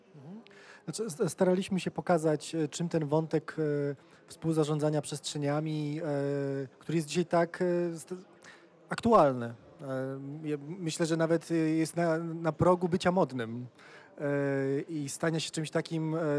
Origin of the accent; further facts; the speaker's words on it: Poland; w Polsce przekonanie cały czas, a ja się wychowałem w latach 90.